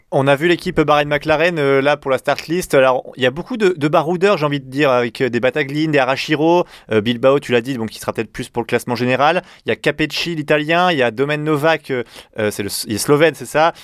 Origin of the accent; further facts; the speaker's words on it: Nord, Hauts-de-France, France; je suis nordiste